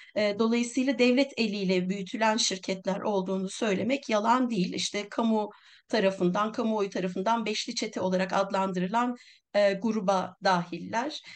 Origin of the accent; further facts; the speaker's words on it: Milas, Muğla, Turkey; benim memleketim Milas